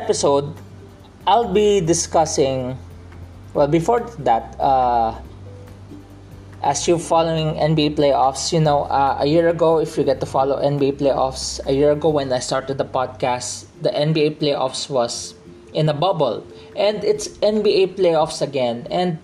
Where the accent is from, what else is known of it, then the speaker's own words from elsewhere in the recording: Philippines; I'm still a Filipino, even though I speak in English